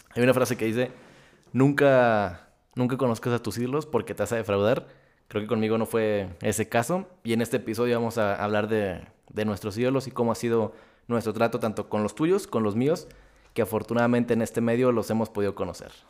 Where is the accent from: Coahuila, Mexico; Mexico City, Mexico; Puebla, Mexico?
Coahuila, Mexico; Torreón; soy de Torreón, soy lagunero, paisa